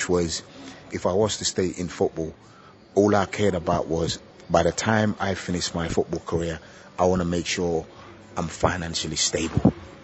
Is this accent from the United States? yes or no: no; London, United Kingdom; also born or lived in Gambia; When I went to England, I got scouted playing for my school football team.